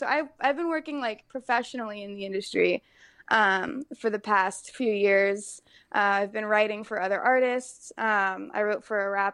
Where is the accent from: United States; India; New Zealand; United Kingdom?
United States; Colorado; moved away as an adult; now in Los Angeles, United States; I grew up in Colorado